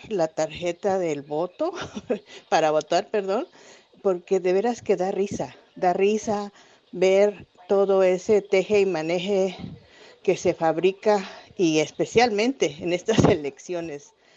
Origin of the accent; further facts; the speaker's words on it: Mexico; moved away; como mexicanos